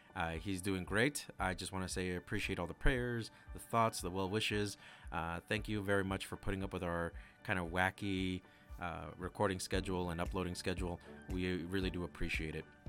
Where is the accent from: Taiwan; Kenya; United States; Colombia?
United States; New Mexico; We're both from New Mexico